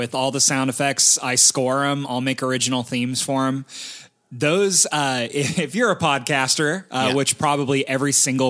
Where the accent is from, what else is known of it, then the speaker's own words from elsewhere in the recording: Bakersfield, California, United States; He's from my hometown of Bakersfield as well.